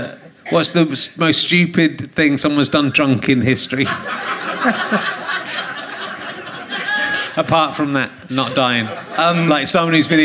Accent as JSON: {"language": "English", "area": "Somerset", "region": "South West England", "country": "United Kingdom", "said": "I'm from Somerset"}